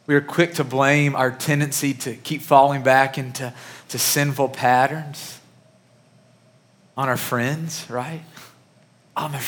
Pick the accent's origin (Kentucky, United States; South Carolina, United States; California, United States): Kentucky, United States; Murray; moved away; the church that I grew up in back in Murray, Kentucky